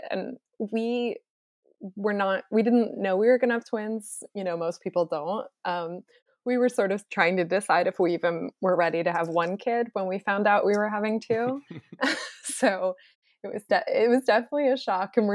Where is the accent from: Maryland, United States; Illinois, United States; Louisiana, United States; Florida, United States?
Florida, United States; moved away as an adult; also born or lived in New York; now in California, United States; growing up in Florida